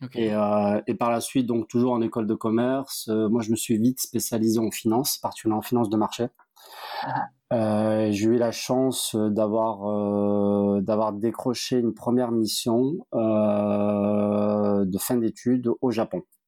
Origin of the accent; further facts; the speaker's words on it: Montpellier, Occitania, France; also born or lived in Nîmes; je suis un enfant du Sud, j'ai grandi à Montpellier